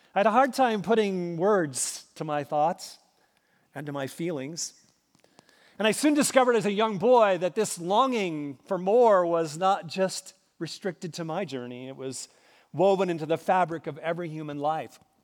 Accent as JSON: {"language": "English", "region": "Minnesota", "country": "United States", "tie": "born or raised there", "moved": "yes", "said": "As a boy growing up in Minnesota"}